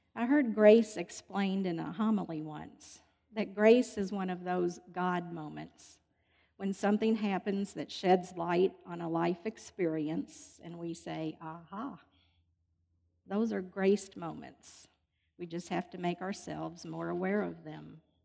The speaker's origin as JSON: {"language": "English", "town": "Louisville", "region": "Kentucky", "country": "United States", "tie": "born or raised there", "said": "I was born in Louisville and I've lived here all my life."}